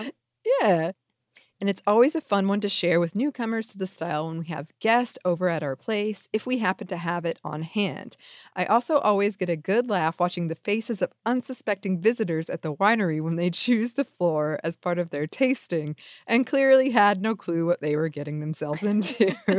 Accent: the South, United States; I'm from the South

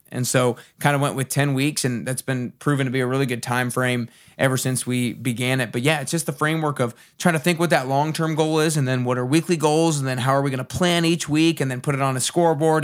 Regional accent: Atlanta, Georgia, United States; moved away as an adult; now in Nashville, United States; I grew up in Atlanta

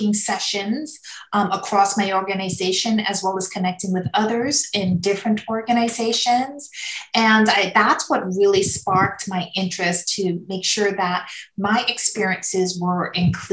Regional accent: New York City, New York, United States; I grew up in Queens, New York. So New York City is my hometown. That's where we put our stamp. Born and raised

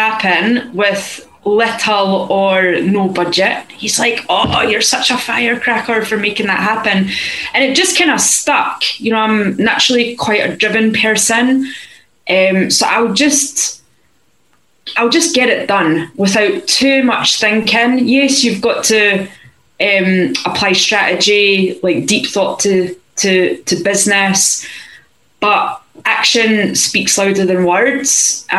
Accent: Stirling, Scotland, United Kingdom; accent: Scottish; now in Cape Town, South Africa; I'm actually in sunny Cape Town. You can probably tell from my accent that I'm also from Scotland. I'm a Stirling girl, but I am in Cape Town right now, in lockdown

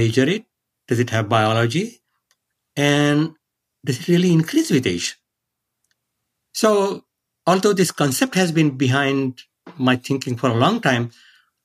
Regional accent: India; now in San Diego, United States; I grew up in India

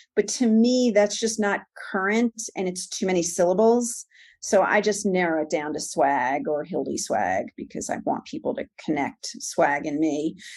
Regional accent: New York, United States; moved away as an adult; also born or lived in Monsey, New York / Livingston, New Jersey / Long Island, New York / suburbs of Atlanta, Georgia; born and raised in New York

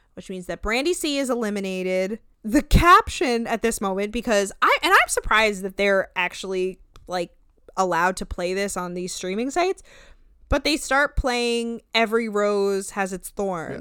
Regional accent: New Jersey, United States; I'm from Jersey. Or, like, North

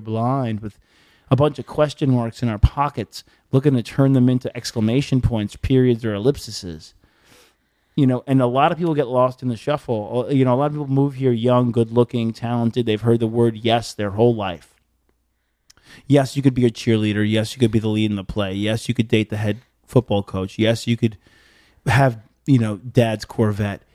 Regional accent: Long Island, New York, United States; moved away as an adult; also born or lived in Bay Shore, New York; now in Los Angeles, United States; I'm from Long Island

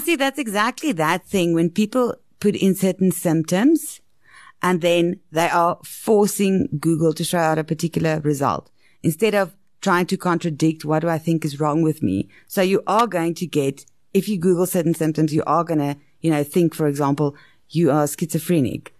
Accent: South Africa; especially in South Africa, because we've got such a diverse middle class and up

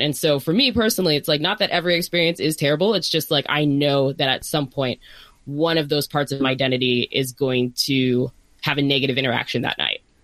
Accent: Northern Virginia, United States; now in Bay Area, United States; I'm from Northern Virginia

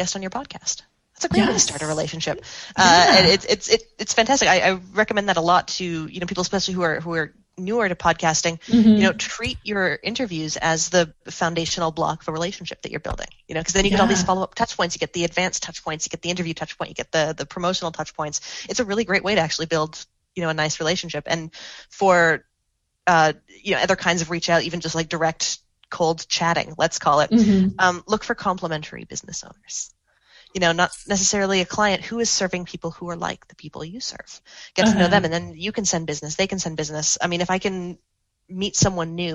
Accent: Canada; I'm a Canadian

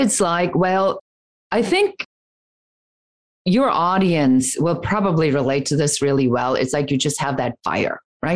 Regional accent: Germany; now in United States; coming from conservative Germany, wasn't going over so well as I was growing up. And really a story of leaving my home country, coming to America

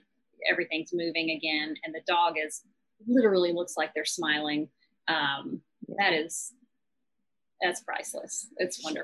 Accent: Nashville, Tennessee, United States; also born or lived in Savannah, Georgia; I moved back to my hometown to Nashville

